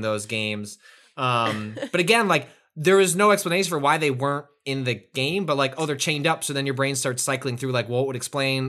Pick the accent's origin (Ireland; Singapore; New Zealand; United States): United States; Chicago, Illinois; growing up in the Northwest suburbs of Chicago